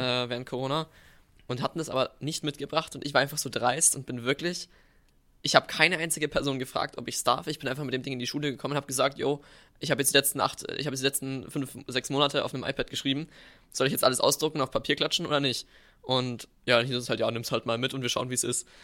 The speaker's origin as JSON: {"language": "German", "region": "Bavaria", "country": "Germany", "said": "wir haben bei uns in Bayern"}